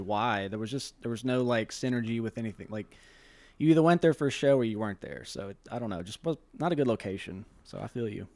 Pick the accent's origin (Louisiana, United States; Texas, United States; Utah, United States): Louisiana, United States; Shreveport; I was born and raised here in Louisiana, uh, Shreveport